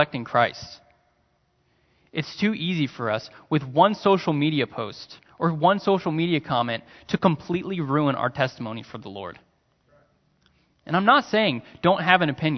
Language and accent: English; United States; my American mind